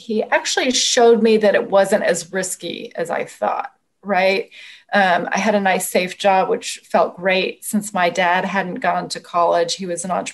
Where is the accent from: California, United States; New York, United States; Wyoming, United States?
California, United States; Oakland; moved away; also born or lived in Washington, D.C.; I grew up in Oakland